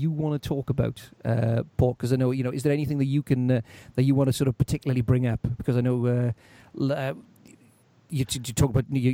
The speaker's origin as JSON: {"language": "English", "area": "Welsh", "region": "Wales", "country": "United Kingdom", "said": "being Welsh"}